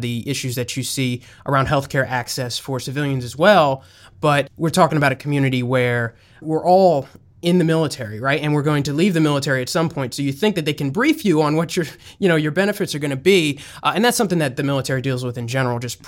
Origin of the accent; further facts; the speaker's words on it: Franklin Township, New Jersey, United States; I'm from New Jersey. And I lived in Franklin Township growing up just outside of New Brunswick